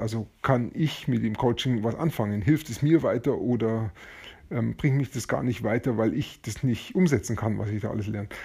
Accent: Germany; bei uns in Deutschland

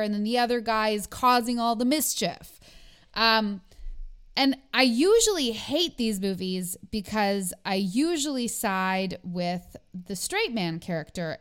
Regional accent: Canada; I'm too Canadian

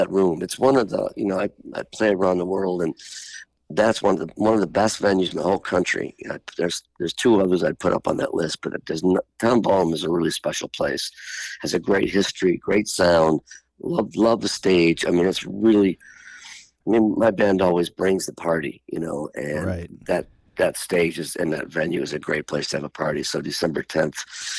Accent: Buffalo, New York, United States; moved away as an adult; I grew up in Buffalo.

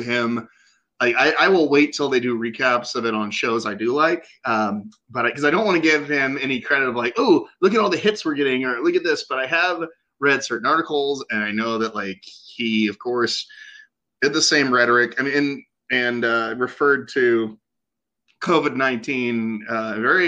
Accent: Oklahoma, United States; moved away; we are both originally from Oklahoma

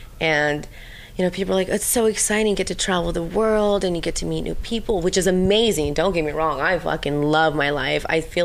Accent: Ukraine; moved away; I think it's just my Ukrainian. I'm from Ukraine and I think it's just like the Russian in me.

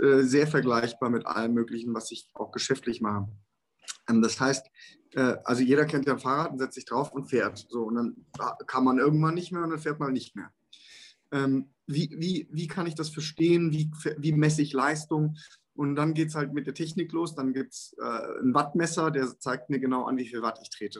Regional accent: Germany; wir sind als Deutsche ja eine, eine Ingenieursnation

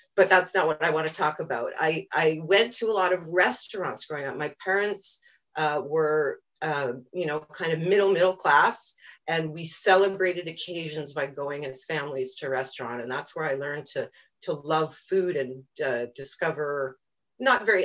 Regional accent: Cooperstown, New York, United States; moved away; I grew up in Cooperstown, New York originally

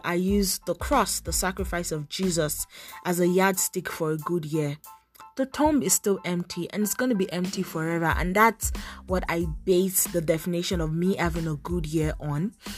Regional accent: Nigeria; now in Toronto, Canada; I'm a Nigerian faith and lifestyle blogger based in Toronto, Canada

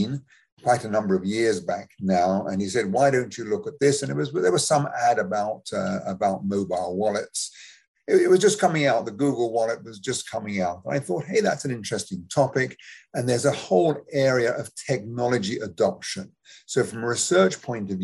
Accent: United Kingdom; moved away as an adult; also born or lived in United States; now in Canada; as maybe you can tell from my accent, I'm someone who was born in England, just south of London.

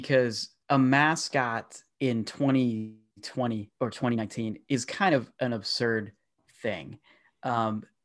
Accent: small town in Pennsylvania, United States; I'm from a small town, so not a ton goes on here

